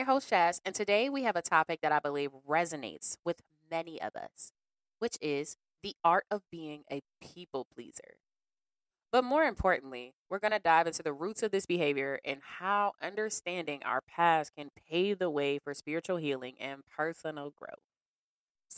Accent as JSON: {"language": "English", "town": "Cleveland", "region": "Ohio", "country": "United States", "tie": "born or raised there", "also_born_or_lived": "Bedford, Ohio", "said": "I've always spent time growing up in Bedford. So when I moved on Harvey off of 116th, I was like new to the area"}